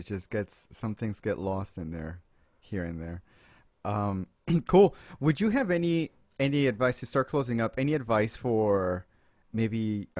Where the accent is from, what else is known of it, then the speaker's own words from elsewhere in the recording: United States; Just because we're American, we can't.